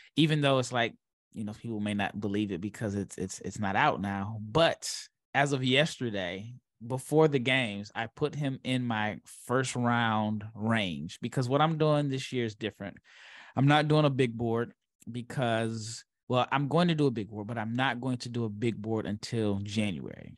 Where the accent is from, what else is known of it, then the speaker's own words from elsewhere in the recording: Omaha, Nebraska, United States; I'm from Omaha, Nebraska. I was born and raised.